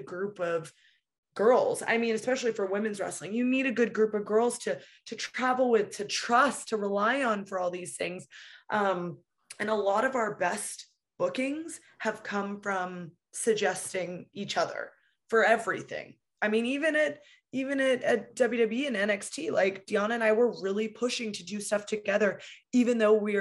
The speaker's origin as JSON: {"language": "English", "region": "West Coast of Canada", "country": "Canada", "said": "I'm from the West Coast of Canada"}